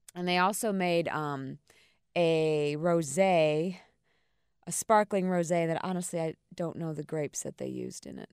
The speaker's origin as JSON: {"language": "English", "town": "Carolina Beach", "region": "North Carolina", "country": "United States", "said": "I'm from Carolina Beach"}